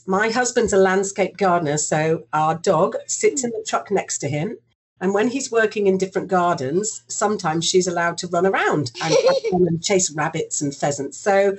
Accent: Singapore; because I grew up in Singapore and I went to an international school from the age of 9 all the way through to 18.

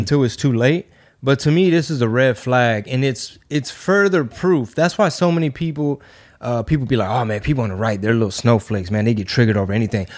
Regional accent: Houston, Texas, United States; Houston. That's right, my hometown

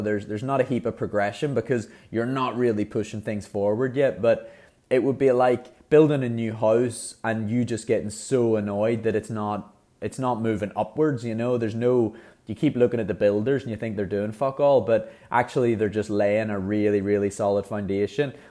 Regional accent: Ireland; being Irish

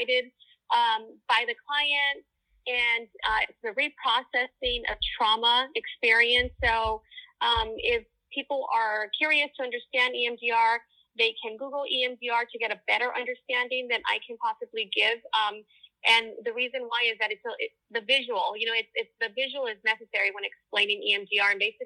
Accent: Los Angeles, California, United States; I grew up in East LA. I'm born and raised in Los Angeles, a daughter of immigrant parents

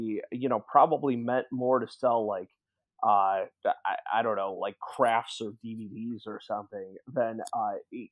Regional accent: Milwaukee, Wisconsin, United States; also born or lived in Madison, Wisconsin; I grew up in Milwaukee

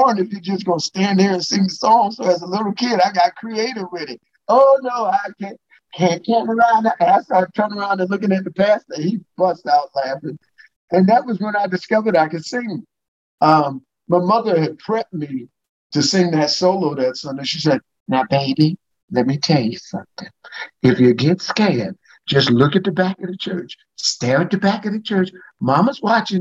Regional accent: New York City, New York, United States; moved away; I grew up in the Church of God in Christ in Brooklyn, New York

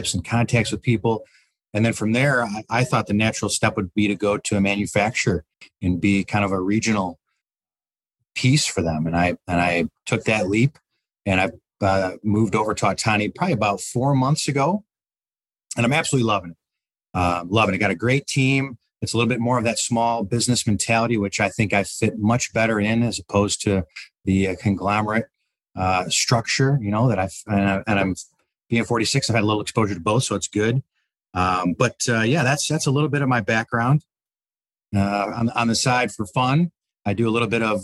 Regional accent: Detroit, Michigan, United States; I grew up in Detroit, Michigan, a little bit north, Troy, Bloomfield Hills, that kind of area

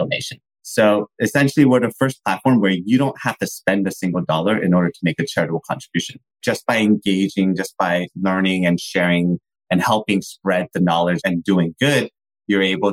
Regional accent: San Francisco Bay Area, California, United States; I'm from born and raised in the San Francisco Bay Area

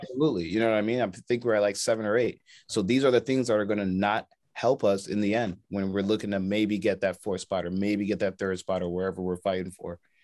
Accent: United States; we're American

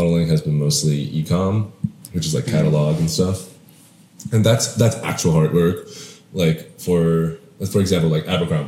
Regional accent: Shanghai, China; moved away as an adult; also born or lived in Hong Kong / Canada; now in United States; I grew up in Shanghai, Hong Kong and Shanghai

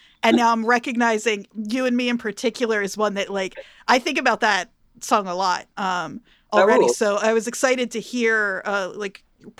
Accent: New Jersey, United States; moved away as an adult; also born or lived in Mount Holly, New Jersey / Westampton, New Jersey; now in Philadelphia, United States; I mean, I'm in Philly now, but I grew up in Jersey.

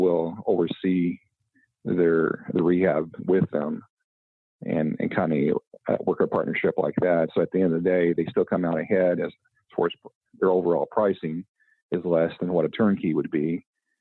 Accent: Indianapolis / Southern Indiana, United States; also born or lived in Western Canada; I'm actually from Indy, or the, you know, Southern Indiana.

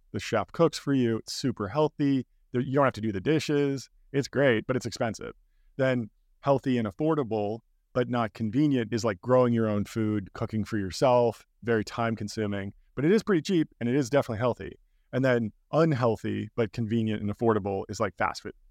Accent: Pasadena, California, United States; I grew up in Pasadena, California, basically right outside Los Angeles

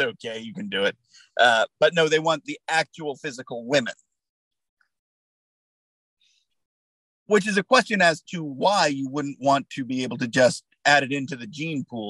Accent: United States; I'm an American

